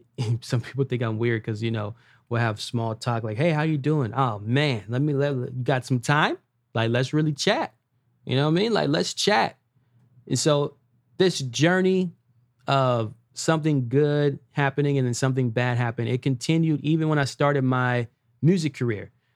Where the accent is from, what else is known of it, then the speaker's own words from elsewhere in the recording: Los Angeles, California, United States; I grew up in Watts, California.